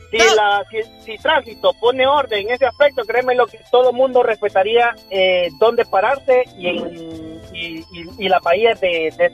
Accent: San Pedro Sula, Cortés, Honduras; yo soy de aquí de San Pedro.

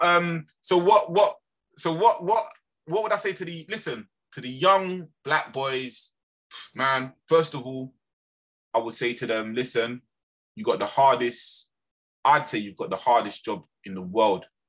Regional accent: London, United Kingdom; I was from Lambeth

